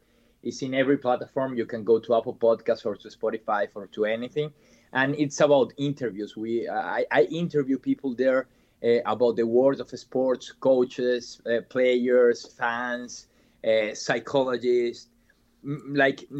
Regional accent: Venezuela; English is a second language; moved away as an adult; also born or lived in Medellin, Colombia; now in United States; I'm from Venezuela.

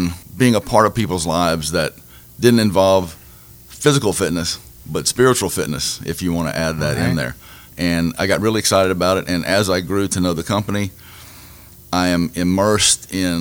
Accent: Lake Charles, Louisiana, United States; moved away as an adult; also born or lived in Los Angeles, United States / Pasadena, United States; now in Youngsville, United States; I was born and raised in Lake Charles

